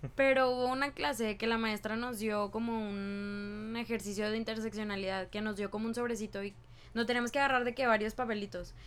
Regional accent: Mexico; now in United States; De que en Estados Unidos, de que soy inmigrante, ¿no? De que soy mexicana

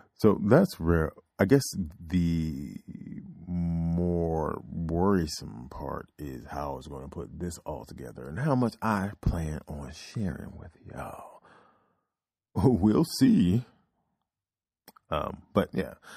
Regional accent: Oklahoma, United States; I was born in Oklahoma

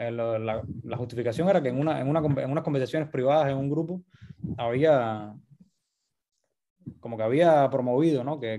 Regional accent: Cuba; o sea, uno como cubano se piensa que el mundo

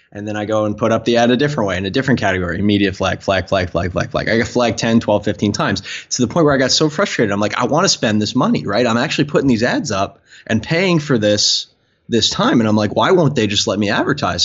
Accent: Long Island, New York, United States; growing up on Long Island

